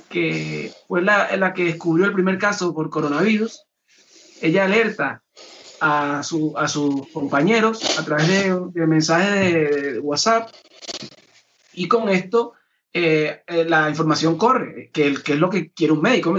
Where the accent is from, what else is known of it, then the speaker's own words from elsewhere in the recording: Venezuela; ha estado eh, en Venezuela, que ha vivido la situación de cerca, como venezolano